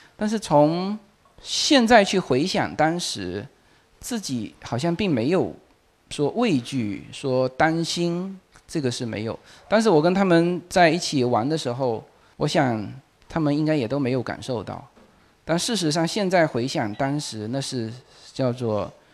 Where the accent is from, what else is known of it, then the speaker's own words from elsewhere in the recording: Fuzhou, Fujian, China; accent: Fuzhou Mandarin; moved away as an adult; also born or lived in Xiamen, China; now in Los Angeles, United States; 我的福州普通话是有问题的